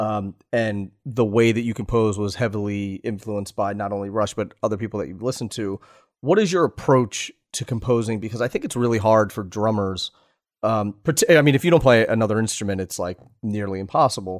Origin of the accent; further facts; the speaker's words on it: Pennsylvania, United States; I grew up in Pennsylvania.